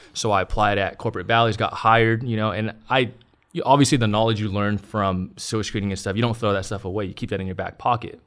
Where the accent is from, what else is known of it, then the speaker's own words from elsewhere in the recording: Long Beach, California, United States; in East Side Long Beach, yeah. I was born and raised in East Side